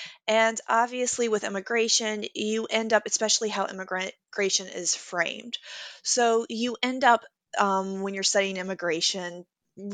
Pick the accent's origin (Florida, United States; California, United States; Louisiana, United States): Louisiana, United States; I am originally from Louisiana. I went to high school in the district that voted David Duke in.